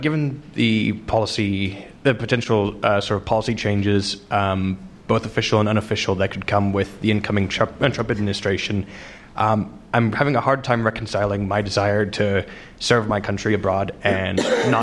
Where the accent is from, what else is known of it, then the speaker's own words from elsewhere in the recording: Connecticut, United States; I'm from Connecticut